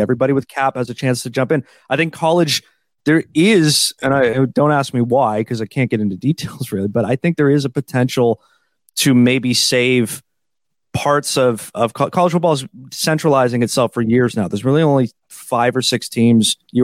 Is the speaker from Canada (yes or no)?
yes; Canada; I'm Canadian, Canadian